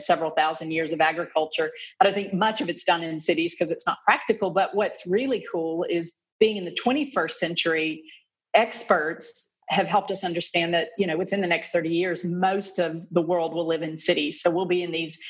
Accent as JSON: {"language": "English", "town": "Atlanta", "region": "Georgia", "country": "United States", "tie": "born or raised there", "also_born_or_lived": "Kentucky / Lexington, Kentucky", "moved": "as an adult", "lives_now": "Melbourne, Australia", "said": "I'm originally from the United States. I grew up in the Southeast from Atlanta, Georgia."}